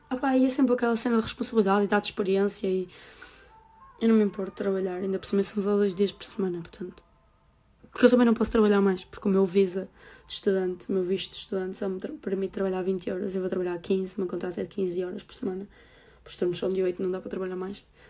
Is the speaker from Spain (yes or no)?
no; the North, Norte, Portugal; eu sou mesmo do Norte